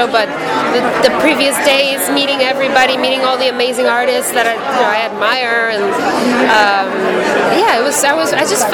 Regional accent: Guatemala; I'm from Guatemala

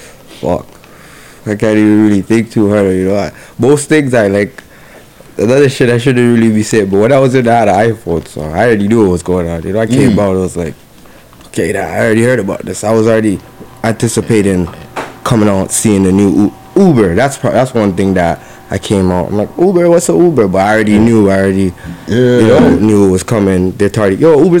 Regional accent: Toronto, Ontario, Canada; Life was crazy, you know? I lived in the real Regent Park where, nighttime came on, you had to go home.

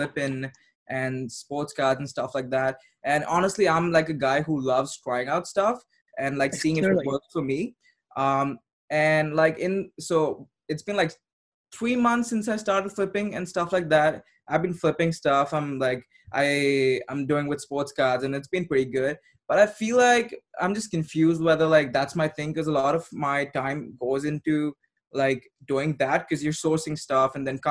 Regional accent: India; now in Canada; I'm from India. But I'm starting here in Canada.

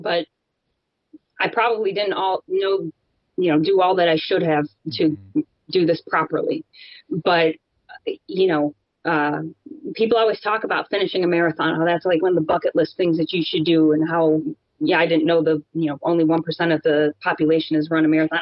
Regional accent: Cleveland, Ohio, United States; now in Florida, United States; I'm from Cleveland

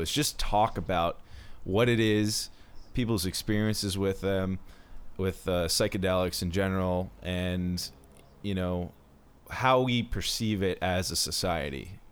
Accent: Baltimore, Maryland, United States; I'm from Baltimore

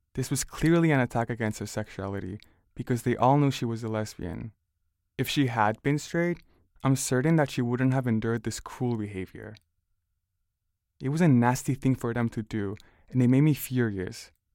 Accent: Barcelona, Catalonia, Spain; now in United States; I grew up in Barcelona

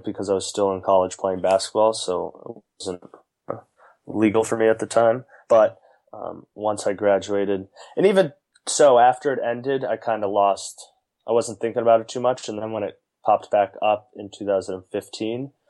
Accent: Boston, Massachusetts, United States; moved away as an adult; now in Brooklyn, United States; I'm from Boston, so I've grown up with Barstool around

